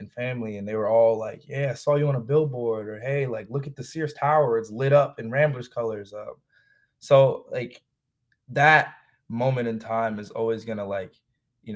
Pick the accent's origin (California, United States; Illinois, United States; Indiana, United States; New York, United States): Illinois, United States; Chicago; I'm from Chicago. Like, I grew up out south, but then I moved up north and live in Rogers Park.